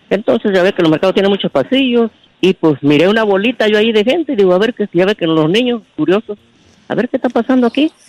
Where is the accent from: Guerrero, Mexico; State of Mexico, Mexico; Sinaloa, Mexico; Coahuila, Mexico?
Guerrero, Mexico; Acapulco; Yo soy de, Guerrero, de Acapulco